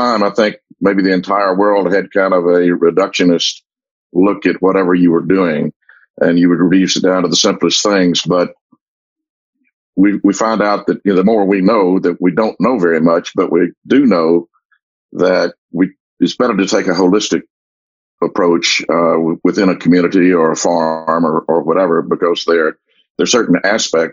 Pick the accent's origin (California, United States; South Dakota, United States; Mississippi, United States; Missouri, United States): Mississippi, United States; Como; I was born here in Como and have lived pretty much my whole life here.